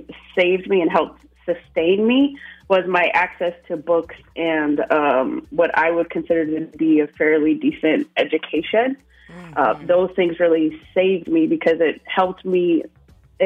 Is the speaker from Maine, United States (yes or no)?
no; upstate New York, United States; I'm originally from upstate New York, very small town, like population under 2,000